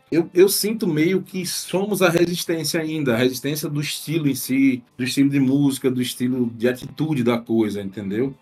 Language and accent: Portuguese; Northeast Region, Brazil; como nordestinos